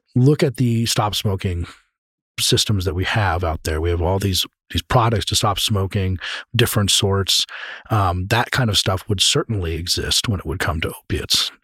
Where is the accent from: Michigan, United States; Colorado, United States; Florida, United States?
Colorado, United States; I'm from Colorado